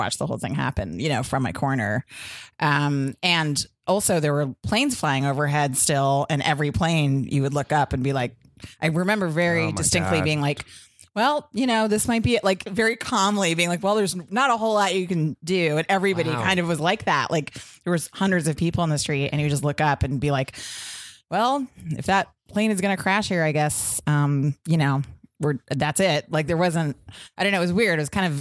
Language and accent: English; New York City, New York, United States; moved away; I grew up in Soho